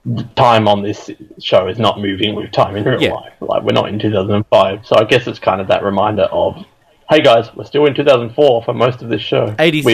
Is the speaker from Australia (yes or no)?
yes; Australia; guys, we're Australian.